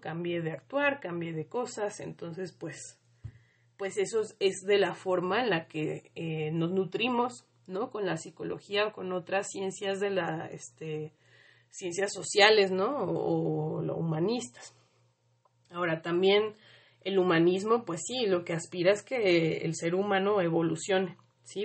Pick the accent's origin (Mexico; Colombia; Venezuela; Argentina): Mexico; las heridas colectivas que tenemos como mexicanos